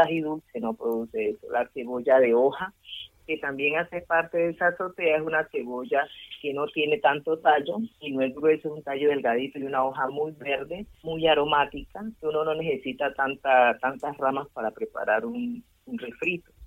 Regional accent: Pacific region, Colombia; Spanish is a second language; es mi comunidad la que está en ese plato, es Colombia la que está en ese plato

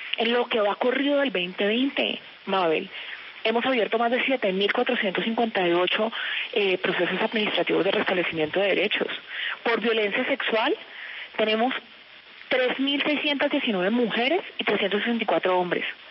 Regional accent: Colombia; como madre, como mujer y como colombiana

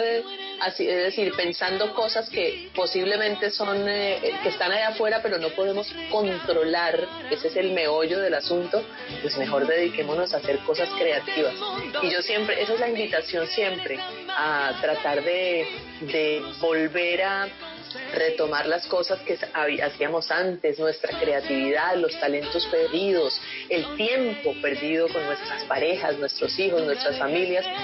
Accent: Ginebra, Valle del Cauca, Colombia; now in United States; Ginebra, mi tierra

